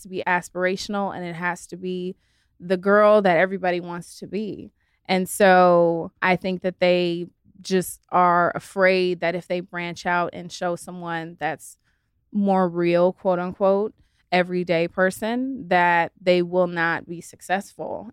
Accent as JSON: {"language": "English", "town": "Los Angeles", "region": "California", "country": "United States", "tie": "born or raised there", "also_born_or_lived": "San Diego", "said": "I'm born and raised in LA. So I'm like a true LA girl"}